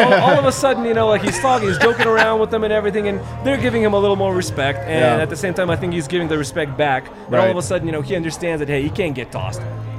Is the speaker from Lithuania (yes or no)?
yes; Lithuania; moved away as an adult; now in Colorado, United States; It couldn't be more different from where I'm from Lithuania.